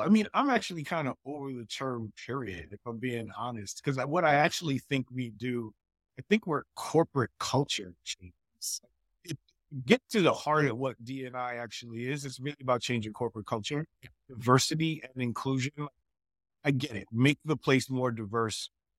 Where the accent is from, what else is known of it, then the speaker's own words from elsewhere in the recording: Queens, New York, United States; I mean, I'm a New Yorker. I'm also from Queens.